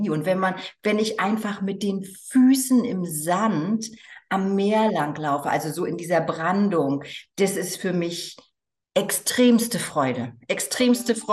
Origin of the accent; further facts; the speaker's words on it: East Germany, Germany; es war damals noch Ost und West, ich bin in, in der DDR aufgewachsen.